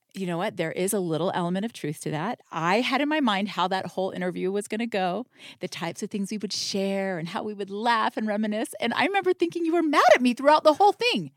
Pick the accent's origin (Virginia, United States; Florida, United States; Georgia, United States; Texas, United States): Florida, United States; moved away as an adult; also born or lived in Utah; I'm from Florida